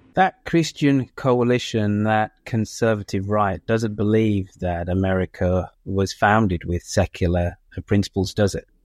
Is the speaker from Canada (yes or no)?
no; United Kingdom; also born or lived in United States; being a Brit that spends half his time living in the United States